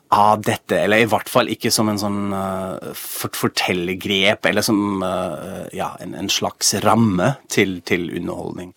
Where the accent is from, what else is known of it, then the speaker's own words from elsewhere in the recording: Germany; now in Norway; jeg er jo fra Tyskland egentlig